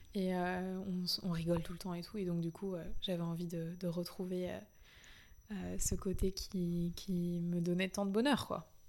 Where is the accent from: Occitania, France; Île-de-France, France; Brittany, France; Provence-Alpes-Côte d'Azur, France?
Île-de-France, France; Paris; moved away as an adult; also born or lived in Canada; j'ai toujours été hyper attachée à Paris, c'est ma ville natale